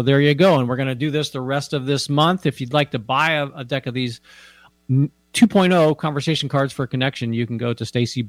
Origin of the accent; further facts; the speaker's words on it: United States; moved away; I grew up out east in the Washington National Cathedral. I grew up outside of Washington, D.C.